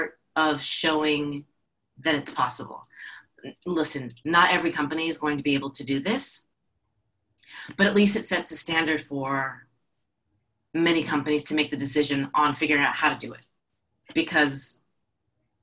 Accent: New Jersey, United States; moved away as an adult; now in Atlanta, United States; I'm from New Jersey

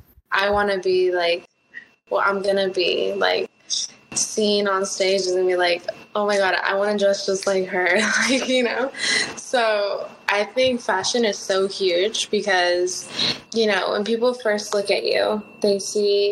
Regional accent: Los Angeles, California, United States; first language Spanish; English is a second language; I grew up speaking Spanish with my family, but now I'm living out here in Los Angeles

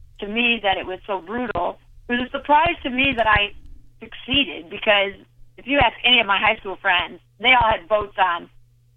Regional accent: New York, United States; I grew up in New York, so our last day of graduation was, you know, like the last Saturday of June

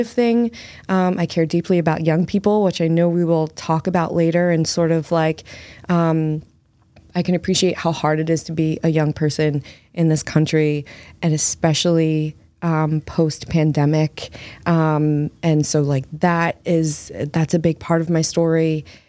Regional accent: United States; now in Massachusetts, United States; I'm from the New Jersey, Philly

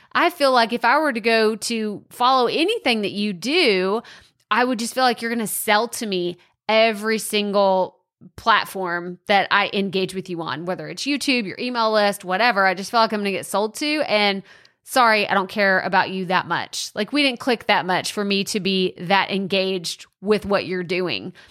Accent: Texas, United States; accent: Texas twang; Maybe you like my accent. You love this Texas twang

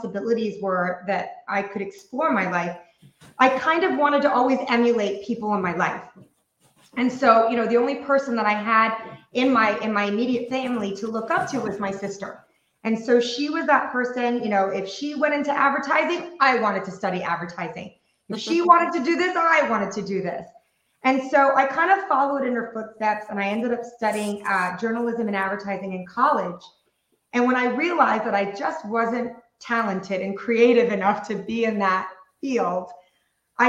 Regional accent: Taiwan; moved away; I was raised in Taiwan.

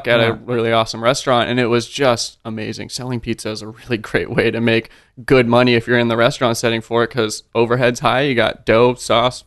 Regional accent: Sacramento, California, United States; moved away as an adult; also born or lived in Redwood City, California / Santa Cruz, California / San Francisco, California; now in Austin, United States; I was born in Redwood City. But I'd say I'm definitely more by way of Sacramento. That's where I grew up

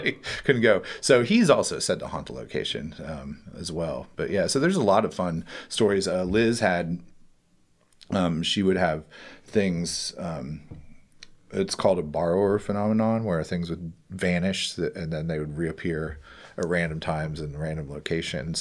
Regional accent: West Virginia, United States; now in Columbus, United States; I'm from West Virginia, actually.

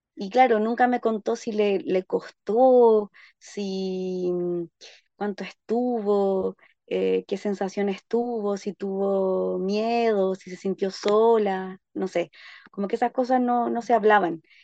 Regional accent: Santiago, Santiago Metropolitan Region, Chile; moved away as an adult; now in Panguipulli, Chile; yo soy oriunda de Santiago de Chile

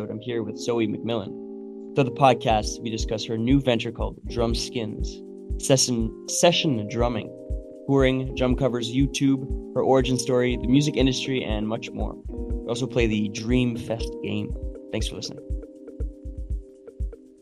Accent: Northern Ontario, Canada; I grew up in Northern Ontario

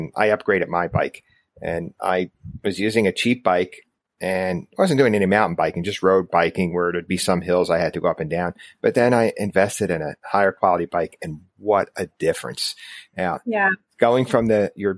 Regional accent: New Jersey, United States; I grew up in New Jersey

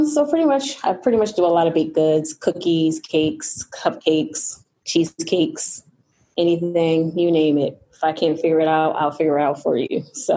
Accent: Baltimore, Maryland, United States; also born or lived in Randallstown / Owings Mills; I was born and raised in Baltimore.

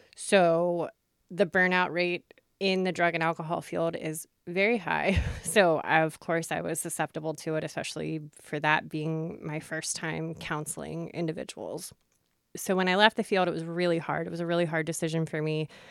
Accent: York, Pennsylvania, United States; also born or lived in Lancaster County, Pennsylvania; I grew up in York, Pennsylvania

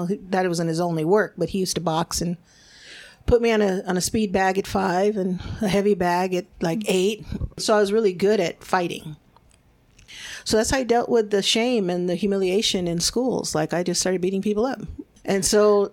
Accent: United States; first language Spanish; English is a second language; being born here in the United States. And my parents were immigrants. They're from Mexico

